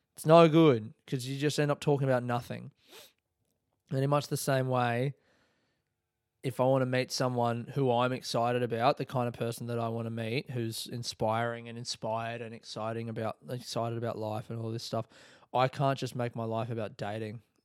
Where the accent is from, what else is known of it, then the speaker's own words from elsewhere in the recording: Adelaide, South Australia, Australia; moved away as an adult; now in Melbourne, Australia; born and raised in Adelaide, calling Melbourne home since twenty twelve.